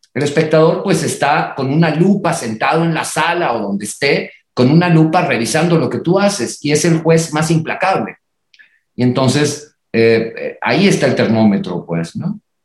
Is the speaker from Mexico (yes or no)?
yes; Reynosa, Tamaulipas, Mexico; moved away; also born or lived in Monterrey; yo nací en Reynosa y estudié en Monterrey